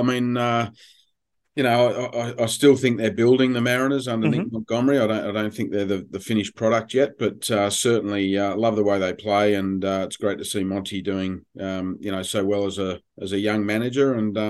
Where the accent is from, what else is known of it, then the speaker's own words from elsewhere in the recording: London, United Kingdom; born there; But I was born in London